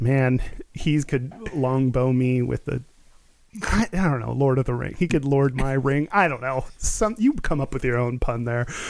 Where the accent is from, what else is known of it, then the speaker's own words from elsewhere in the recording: Texas, United States; growing up in Texas